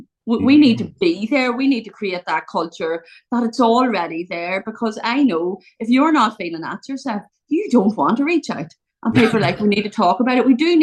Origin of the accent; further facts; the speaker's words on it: Ireland; So I'm from Ireland. I live in a small county in Ireland.